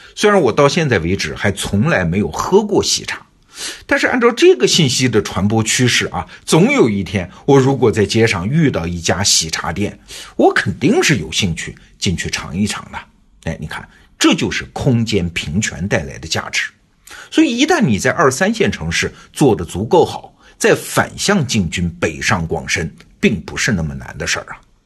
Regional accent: Wuhu, Anhui, China; 三只松鼠诞生在安徽芜湖，也就是我老家

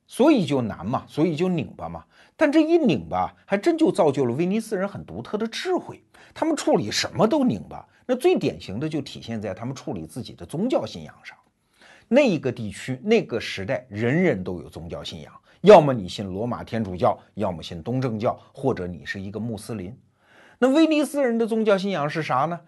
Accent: China; 我们中国人都知道那幅著名的壁画吧

